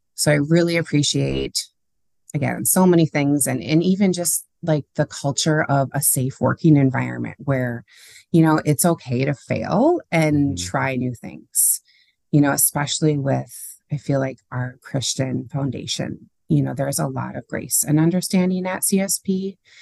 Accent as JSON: {"language": "English", "town": "St. Cloud", "region": "Minnesota", "country": "United States", "tie": "born or raised there", "said": "I grew up in St. Cloud, which is about an hour north of the Twin Cities"}